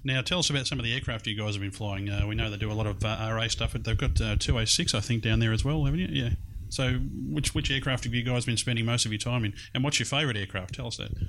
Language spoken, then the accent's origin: English; Melbourne, Victoria, Australia; here in uh, Melbourne's East in Glen Waverley. It's uh, a little bit strange sitting in this place. It's about 23 years, I think, since I've been here last. Uh, because it's my former high school.